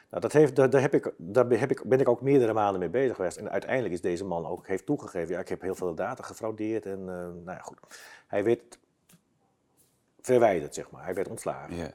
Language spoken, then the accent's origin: Dutch; Basel, Basel-Stadt, Switzerland; Dus ik ben, dan, ben, ik uit, ik ben uit Basel.